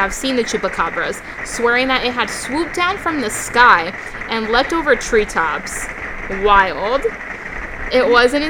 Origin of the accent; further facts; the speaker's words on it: Massachusetts, United States; born there; now in Florida, United States; I was born in Massachusetts, but yeah. I'm used to humidity in Florida.